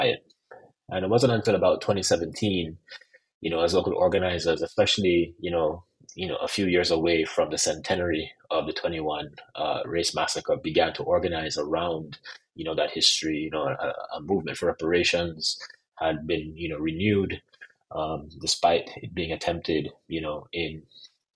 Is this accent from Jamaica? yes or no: yes; Jamaica; I'm also Jamaican